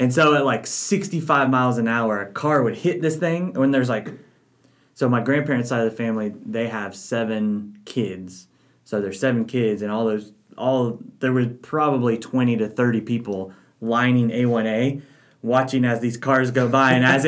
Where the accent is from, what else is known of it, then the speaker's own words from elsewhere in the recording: New Jersey, United States; And I also like to say, I'm from New Jersey.